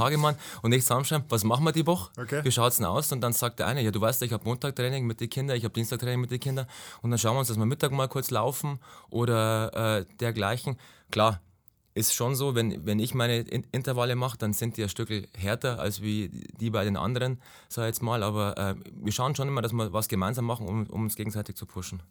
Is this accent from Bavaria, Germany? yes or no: yes; Ingolstadt, Bavaria, Germany; komme aus Ingolstadt, also bin geboren in Ingolstadt, bin gebürtiger Schanzer innerhalb der Stadtmauer